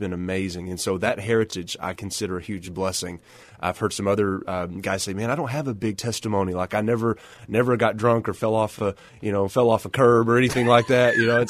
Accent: Odessa, Texas, United States; And that's what I grew up doing. The church I grew up in Odessa is in an older part of Odessa on the south side of town

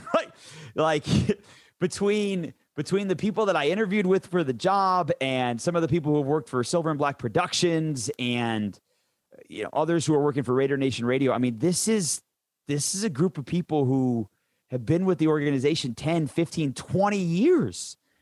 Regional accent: Detroit, Michigan, United States; moved away; I grew up in Michigan, in suburban Detroit

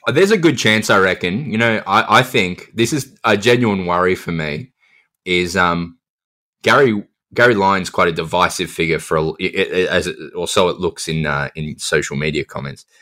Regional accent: Adelaide, South Australia, Australia; I grew up in Adelaide

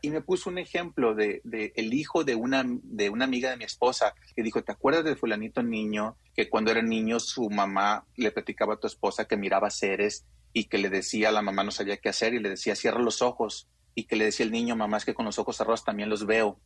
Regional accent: Sinaloa, Mexico; yo tengo 44 años, soy de Sinaloa.

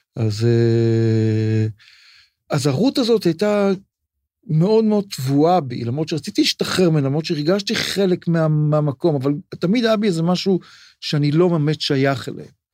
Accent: Tel Aviv, Tel Aviv District, Israel; אני גדלתי מגיל תשע בצפון תל אביב

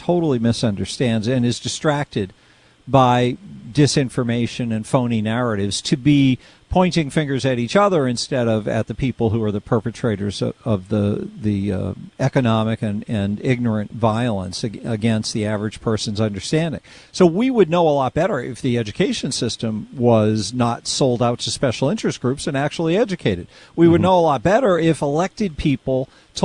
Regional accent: Lexington, Massachusetts, United States; I grew up in Lexington, Massachusetts

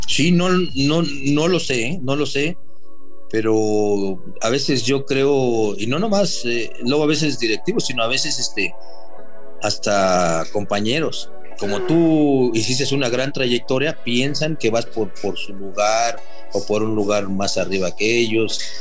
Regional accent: Mexico

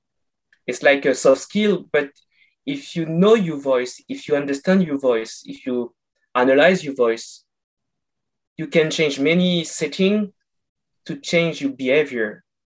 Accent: France; accent: French; English is a second language; moved away as an adult; now in Canada; I'm from France, and I moved 2 years ago to Canada

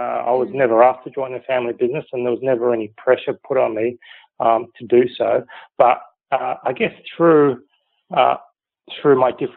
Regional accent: Sydney, New South Wales, Australia; I grew up in the North Shore in East Kalara, and that's still where most of my family live

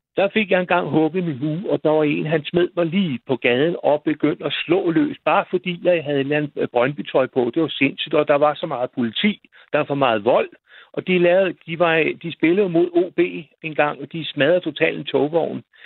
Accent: Roskilde, Zealand, Denmark; moved away; deroppe, hvor jeg kommer fra

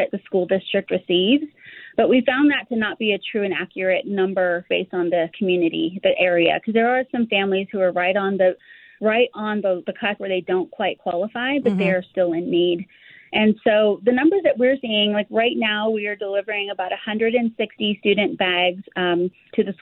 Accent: Colorado, United States; Ford, Colorado. I grew up in a low-income community

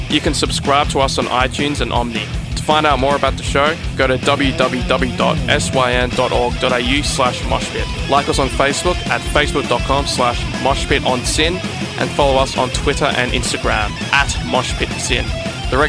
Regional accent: Melbourne, Victoria, Australia; We're from Melbourne, but I haven't been to Warrnambool.

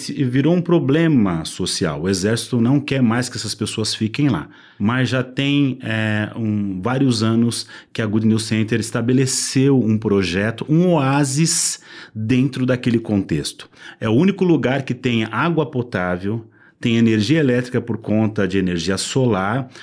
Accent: Brazil; eu, como brasileiro

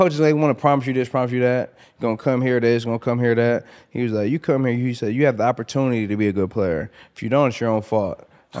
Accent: Flint, Michigan, United States; I'm from Flint, Michigan.

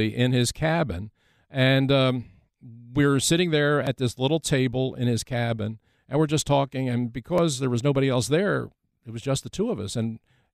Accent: Philadelphia, Pennsylvania, United States; I am from Philadelphia.

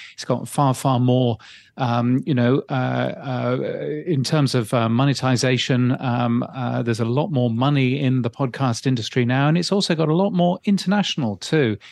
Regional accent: United Kingdom; now in Australia; I'm really a British person.

